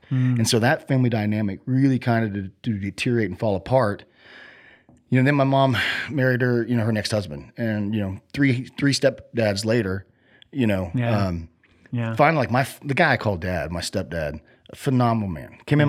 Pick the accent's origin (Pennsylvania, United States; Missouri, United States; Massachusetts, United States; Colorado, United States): Missouri, United States; Cassville; born there; So I was born in Missouri, Cassville, Missouri. It's like the southwest portion, you know?